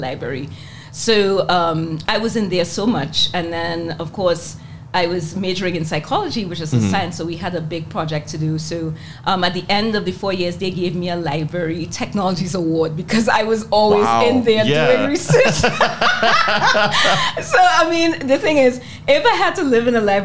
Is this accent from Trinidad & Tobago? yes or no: yes; Port of Spain, Trinidad & Tobago; now in United States; I grew up in Port of Spain, in Trinidad and Tobago, the capital of Trinidad and Tobago